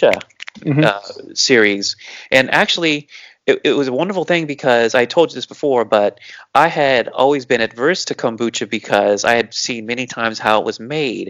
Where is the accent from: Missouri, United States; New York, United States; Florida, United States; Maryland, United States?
Florida, United States; Cocoa Beach / Melbourne; moved away; we went back to my hometown. We went back to Cocoa Beach. We went back to Melbourne.